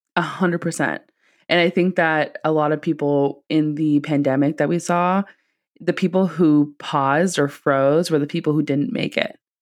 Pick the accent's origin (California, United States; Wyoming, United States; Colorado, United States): California, United States; Silicon Valley; I'm from the Silicon Valley